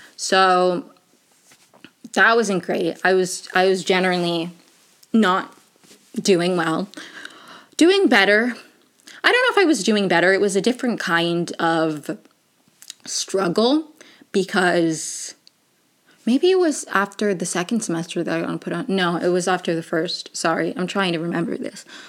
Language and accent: English; Maryland, United States; I grew up in Maryland